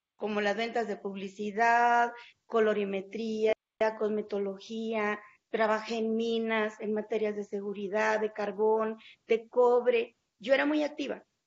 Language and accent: Spanish; Mexico; no solamente aquí en mi país, incluso cuando estuve fuera del país